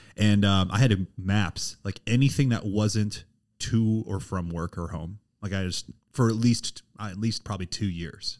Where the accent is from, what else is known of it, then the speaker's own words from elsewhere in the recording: St. Charles, Missouri, United States; moved away as an adult; also born or lived in Springfield, Missouri; now in Kansas City, United States; I'm from St. Charles, right, right outside St. Yeah. Louis